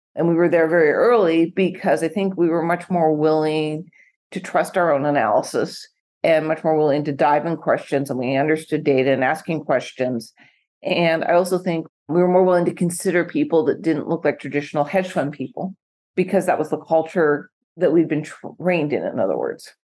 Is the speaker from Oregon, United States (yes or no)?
yes; Portland, Oregon, United States; now in Newport Beach, United States; I grew up in Portland, not Eugene, Track City, USA